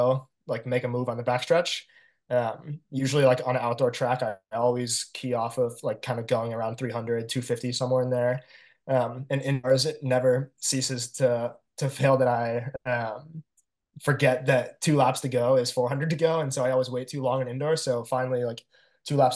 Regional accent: Arizona, United States; moved away as an adult; now in Baltimore, United States; I'm born and raised in Arizona

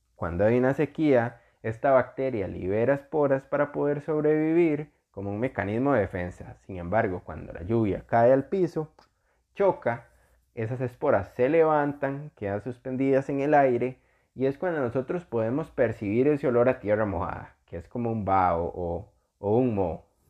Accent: Costa Rica; yo soy costarricense, vivo en Costa Rica

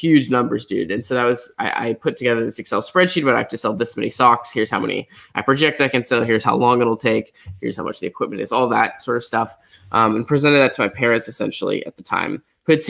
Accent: Portland, Oregon, United States; I grew up in Portland, Oregon.

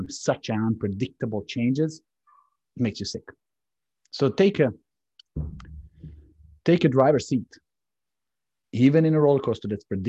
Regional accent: Serbia; now in United States; I'm coming from Serbia

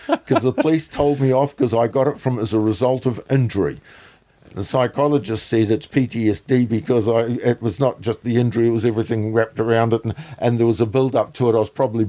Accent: New Zealand; I'm obviously Kiwi

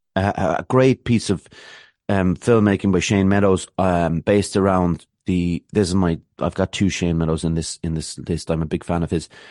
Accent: Ireland; an Irish person

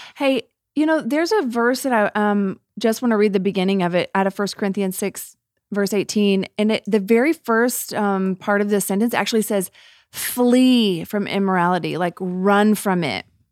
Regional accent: United States; we as American Christians

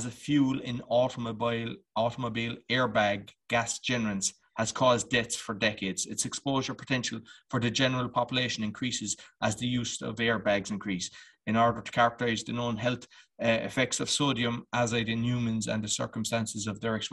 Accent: Ireland; I'm Irish

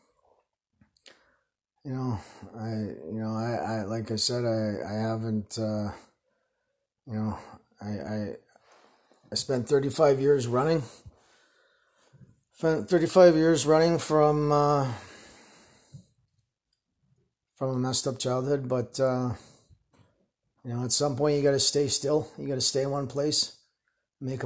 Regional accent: Winnipeg, Manitoba, Canada; moved away as an adult; also born or lived in Calgary, Canada / Edmonton, Canada; now in Surrey, Canada; I was born in Winnipeg, spent 35 years there, or 33 years there

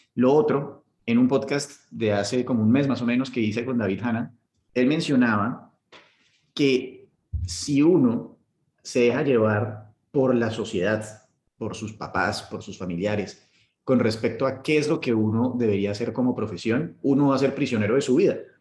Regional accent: Colombia; now in United Arab Emirates; nos están pateando el culo a los colombianos

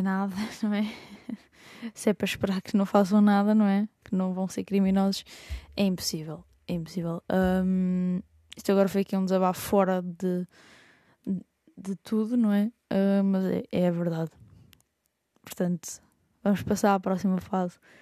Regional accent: Lisbon, Portugal; also born or lived in Idanha-a-Nova, Castelo Branco (family origins); sou alfacinha, mas tenho origens por ali

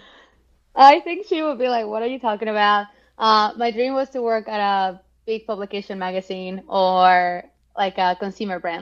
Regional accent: Mexico; moved away; also born or lived in Melbourne, Australia / Boston, United States; I'm from Mexico

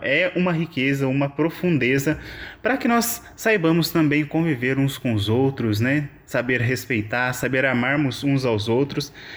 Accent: Brazil; now in Évora, Portugal; eu sou brasileiro

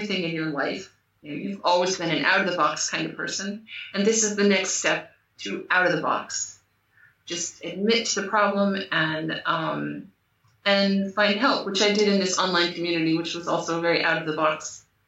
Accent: United States; moved away as an adult; now in Portugal; I live in Portugal, I'm American, but I live in Portugal

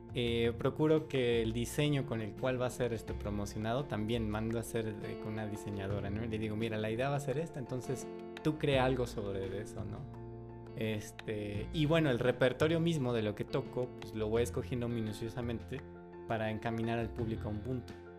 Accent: Mexico; soy mexicano

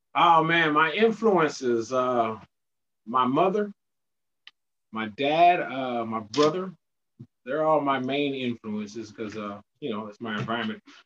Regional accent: Austin, Texas, United States; also born or lived in Indianapolis, Indiana; I'm from Austin, Texas

